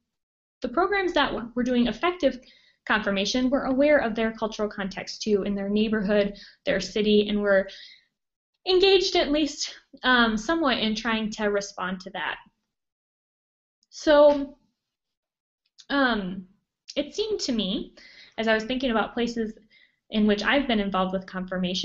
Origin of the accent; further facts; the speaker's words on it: Montana, United States; also born or lived in Minnesota / New Jersey; now in Boone, United States; I'm originally from Montana and have lived in Minnesota and also New Jersey.